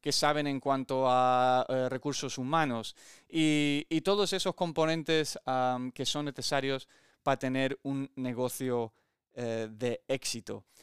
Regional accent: Olivenza, Extremadura, Spain; also born or lived in United States; nací en Estados Unidos, ah, mi padre americano y mi madre aquí española de mi pueblo en Extremadura, en Olivenza, y he tenido el privilegio de vivir muchas experiencias deportivas, em, tanto aquí en España como en Estados Unidos.

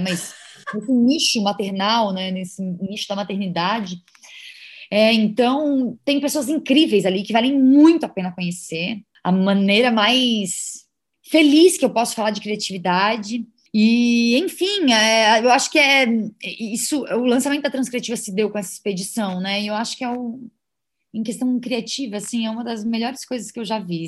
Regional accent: Brazil; enquanto brasileiro

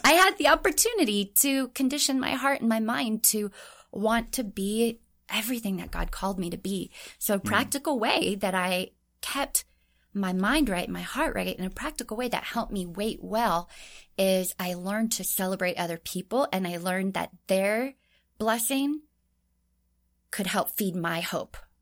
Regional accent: Orange County, California, United States; moved away as an adult; also born or lived in Anaheim, California / Tokyo, Japan / Hawaii; I grew up in Orange County

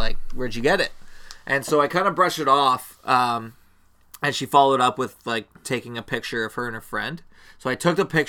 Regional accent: Canada; I'm just from like Canada. And she goes, I knew you had an accent.

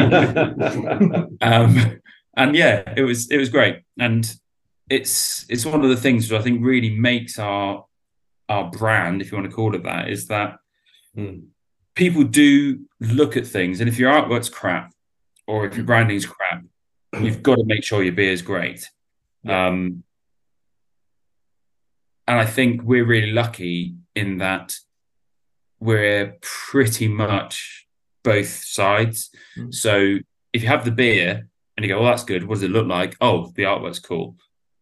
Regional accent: Exeter, South West England, United Kingdom; which is in Exeter, which is where I'm from.

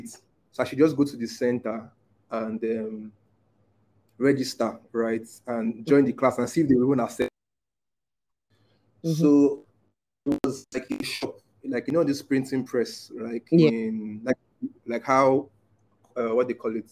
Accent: Port Harcourt, Rivers State, Nigeria; moved away as an adult; now in Abuja, Nigeria; I grew up in Port Harcourt

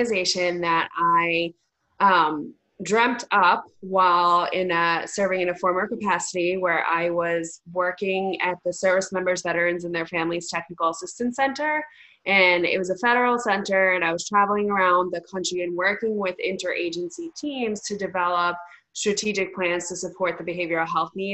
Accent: New York, United States; I am a New Yorker, born and bred.

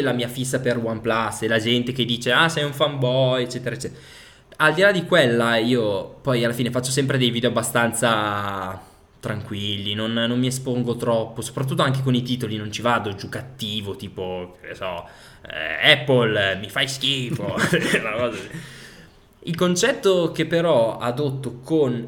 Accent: Piacenza, Emilia-Romagna, Italy; also born or lived in Parma; sono di Piacenza

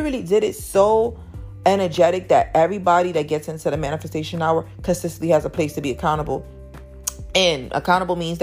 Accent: New York City, New York, United States; I came from Harlem, New York. I live in Harlem, New York

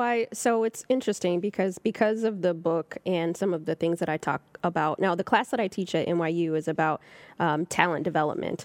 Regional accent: Southern California, United States; now in Harlem, New York, United States; I'm from California

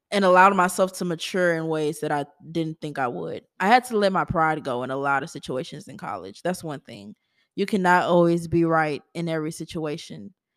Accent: Baton Rouge, Louisiana, United States; I'm from Baton Rouge

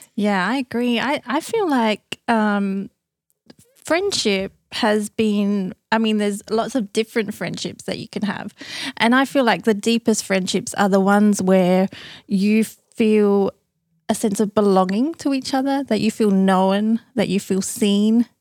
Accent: Australia; now in United States; being Australian, living in America

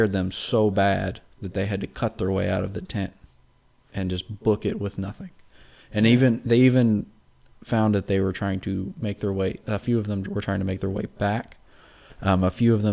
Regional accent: California, United States; we're from California.

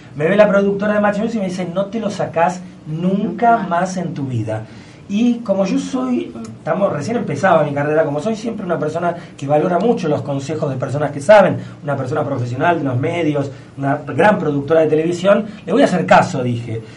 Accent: Argentina; como argentinos

